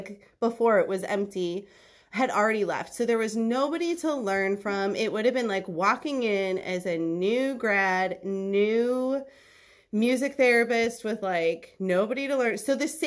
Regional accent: Western New York, United States; moved away as an adult; also born or lived in Rochester, New York / Columbia, South Carolina; now in Louisville, United States; I grew up in Western New York

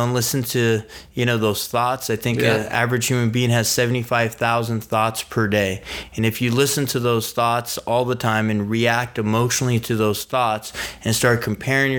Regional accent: San Diego, California, United States; born or raised there; also born or lived in Iran

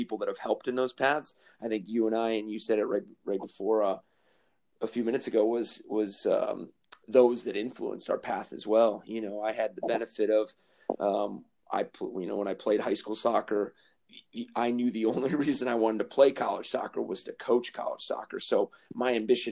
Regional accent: South Florida, United States; we are from South Florida

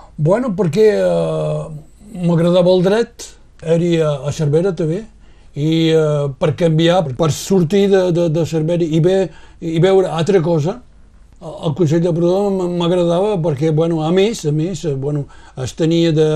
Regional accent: Roussillon, Occitania, France; also born or lived in Banyuls-sur-Mer

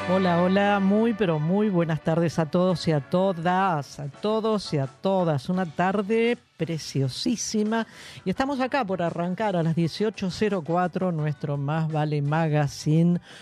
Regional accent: Buenos Aires, Argentina; yo soy porteña de pura cepa. Nací, viví toda mi vida en esta querida ciudad de Buenos Aires

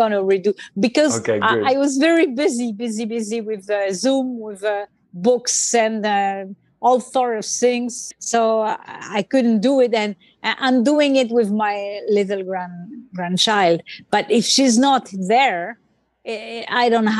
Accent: France; English is a second language; moved away; I grew up in France

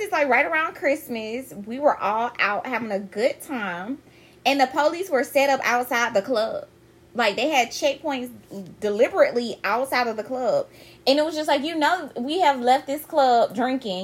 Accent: Columbus, Georgia, United States; Georgia being a southern state, you know, I'm from Columbus

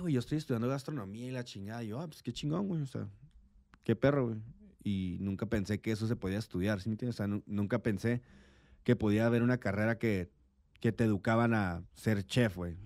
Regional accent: Tijuana, Baja California, Mexico; also born or lived in San Diego; soy nacido en San Diego, criado en Tijuana. Una persona fronteriza hecha y derecha.

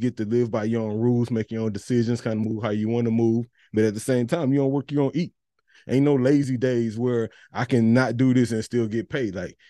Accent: Missouri City, Texas, United States; We're real from Mo City.

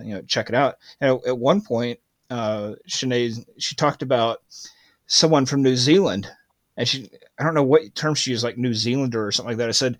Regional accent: United States; I'm an American

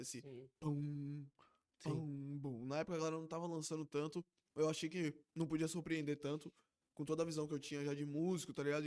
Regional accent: Lauro de Freitas, Bahia, Brazil; a gente é de Lauro

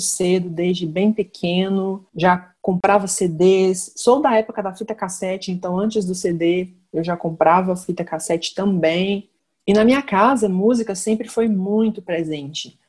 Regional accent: Minas Gerais, Brazil; also born or lived in Ipatinga / Viçosa; sou de Minas Gerais, transito aí entre duas cidades, Ipatinga e Viçosa

